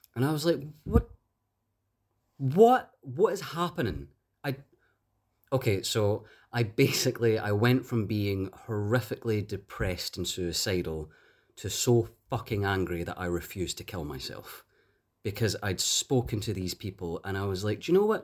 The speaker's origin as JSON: {"language": "English", "town": "Glasgow", "region": "Scotland", "country": "United Kingdom", "said": "I'm from Glasgow."}